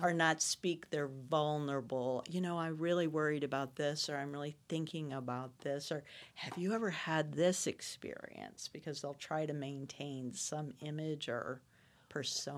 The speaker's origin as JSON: {"language": "English", "town": "Florissant", "region": "Missouri", "country": "United States", "said": "I'm from Florissant, Missouri"}